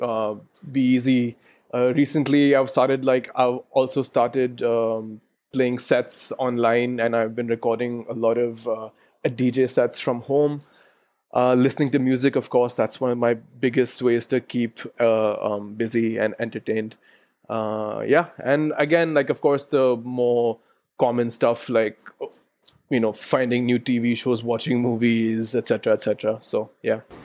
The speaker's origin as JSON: {"language": "English", "region": "Delhi", "country": "India", "tie": "born or raised there", "said": "I live in Delhi. I was born in De- uh, I was born in Delhi"}